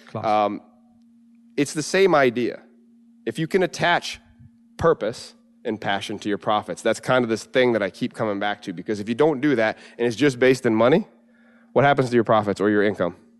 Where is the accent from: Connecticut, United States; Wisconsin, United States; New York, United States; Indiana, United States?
New York, United States; And it's home. Uh, you know, my, my hometown